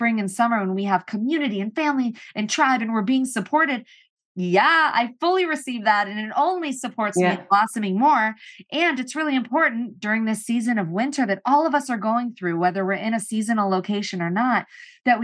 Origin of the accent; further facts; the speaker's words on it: St. Louis, Missouri, United States; also born or lived in Boulder, Colorado; now in Los Angeles, United States; I grew up in St. Louis